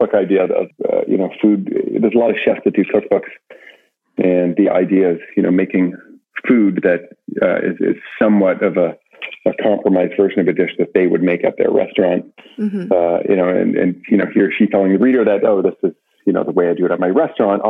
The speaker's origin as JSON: {"language": "English", "town": "Brantford", "region": "Ontario", "country": "Canada", "tie": "born or raised there", "said": "I grew up in Brantford"}